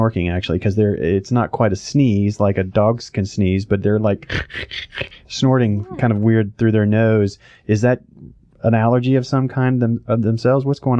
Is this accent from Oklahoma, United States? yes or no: yes; Oklahoma, United States; now in Georgia, United States; I know I came here from Oklahoma, never really had trouble with allergies.